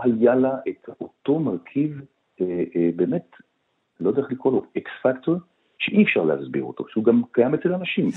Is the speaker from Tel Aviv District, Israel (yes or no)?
yes; Tel Aviv, Tel Aviv District, Israel; אני גדלתי בשנות ה-50-60 בתל אביב